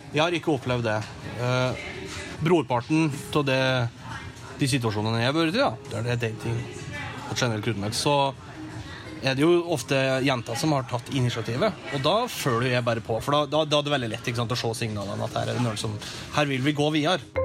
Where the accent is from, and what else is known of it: Norway; moved away as an adult; now in Washington, United States